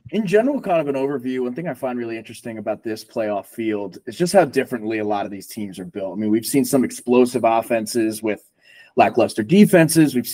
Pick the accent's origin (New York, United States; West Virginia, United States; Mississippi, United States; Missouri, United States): New York, United States; Long Island; I grew up on Long Island